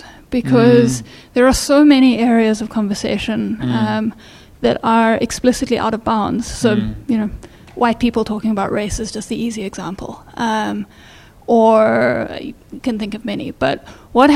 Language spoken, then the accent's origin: English; South Africa; now in California, United States; I'm South African